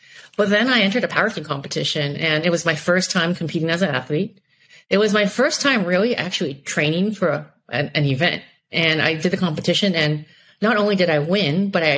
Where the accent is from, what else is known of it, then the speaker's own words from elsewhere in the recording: Silicon Valley, California, United States; I'm an American-born Taiwanese, child of Taiwanese immigrants in Silicon Valley